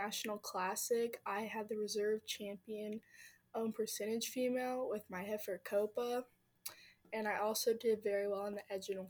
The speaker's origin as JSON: {"language": "English", "town": "Platte City", "region": "Missouri", "country": "United States", "said": "I am 14 years old, and I'm from Platte City, Missouri."}